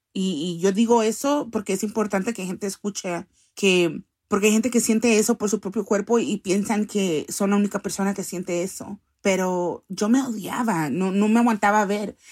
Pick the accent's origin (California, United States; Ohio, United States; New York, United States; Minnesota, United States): California, United States; Los Angeles; also born or lived in El Salvador; He vivido toda mi vida acá en esta ciudad